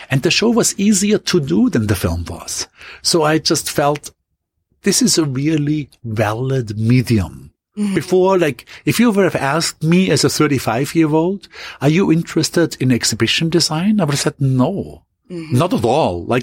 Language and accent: English; Austria; ultimately going quickly back to my hometown in Austria and then go, going moving onwards to France.